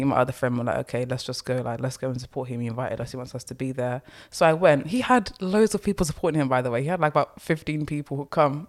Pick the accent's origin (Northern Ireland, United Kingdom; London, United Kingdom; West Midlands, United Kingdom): London, United Kingdom; also born or lived in Essex; I grew up in the East End slash Essex area, so I'm used to those accents